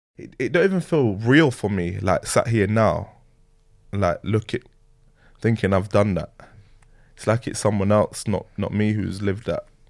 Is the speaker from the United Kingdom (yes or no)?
yes; Leeds, Yorkshire and the Humber, United Kingdom; also born or lived in London; I grew up in Leeds, Leeds and London, like a little bit bouncing back and forth. Um, so yeah, but more more time it was in Leeds